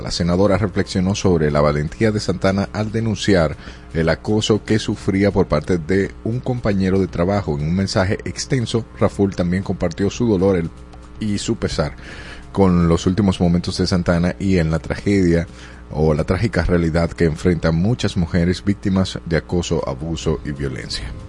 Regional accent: Dominican Republic; aquí en República Dominicana

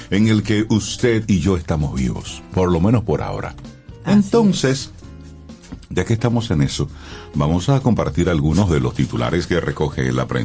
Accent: Dominican Republic; now in United States; Soy dominicano, tengo cédula

